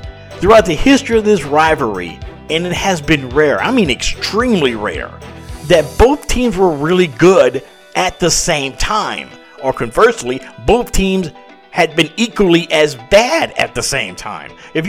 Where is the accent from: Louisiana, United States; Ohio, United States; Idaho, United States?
Louisiana, United States; South; also born or lived in Atlanta suburbs, Georgia; now in Atlanta, United States; I was born and raised in South Louisiana, the heart of Saints country, yet I live in the suburbs of Atlanta